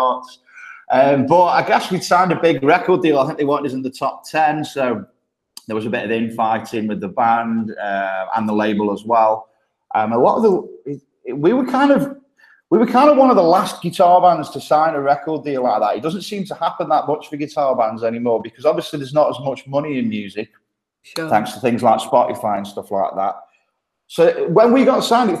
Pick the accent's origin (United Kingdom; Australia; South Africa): United Kingdom; Stoke-on-Trent, West Midlands; accent: thick Midlands; moved away as an adult; now in Copenhagen, Denmark; I grew up in Stoke-on-Trent.